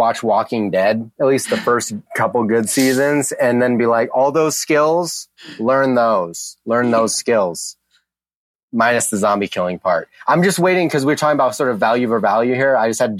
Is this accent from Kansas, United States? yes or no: yes; Midland, Kansas, United States; moved away; I grew up in Midland, Kansas, really small town.